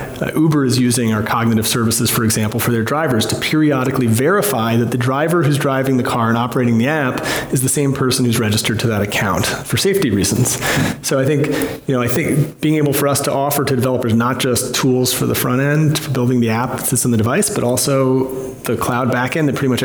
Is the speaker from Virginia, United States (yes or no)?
yes; Virginia, United States; also born or lived in Boston; born in the United States of America. I have been a programmer since I was six, and I grew up in Virginia and went to school in Boston, spent about 10 years there.